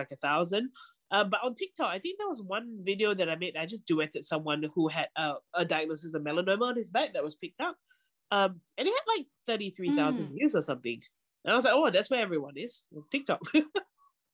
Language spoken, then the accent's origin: English; Singapore; moved away; I grew up in Singapore